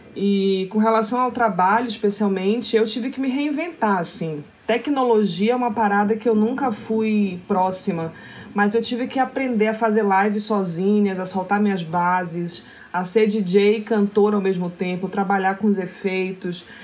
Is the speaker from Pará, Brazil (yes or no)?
yes; Belém, Pará, Brazil; nasci em Belém do Pará, nasci numa periferia que se chama Terra Firme